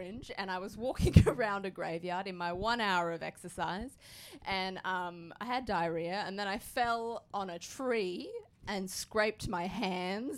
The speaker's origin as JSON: {"language": "English", "region": "Queensland", "country": "Australia", "also_born_or_lived": "Melbourne", "moved": "yes", "said": "I am from Queensland."}